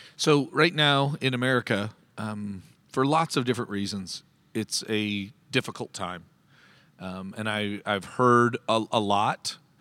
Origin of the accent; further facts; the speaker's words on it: Canada; now in United States; I'm the Canadian in the midst, who, uh, legally is not allowed to vote next Tuesday